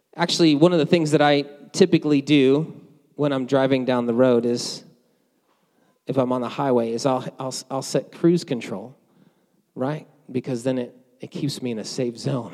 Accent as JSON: {"language": "English", "region": "New Jersey", "country": "United States", "tie": "born or raised there", "moved": "yes", "said": "I grew up in New Jersey"}